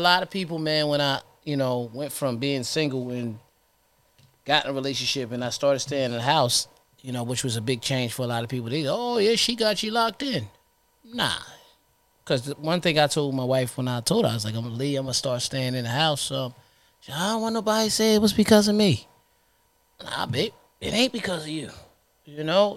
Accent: Trenton, New Jersey, United States; I'm from Trenton

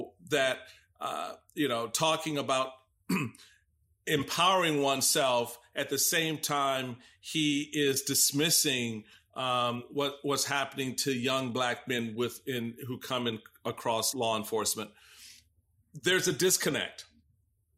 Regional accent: Washington, District of Columbia, United States; as a young Black man growing up in Washington, D.C.

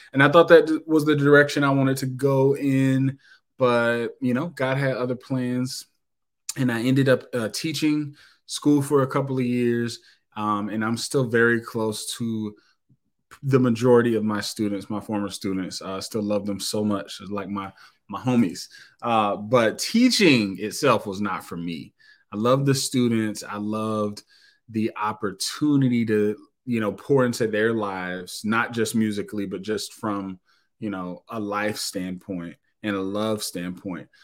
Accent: Knoxville, Tennessee, United States; moved away as an adult; now in Indianapolis, United States; I was born in Knoxville, Tennessee, and um, so I will tell you that I'm 39 years old. So you know, I ain't I ain't a spring chicken, but um, so I was in Knoxville for uh, 37 plus years. Uh, born and raised

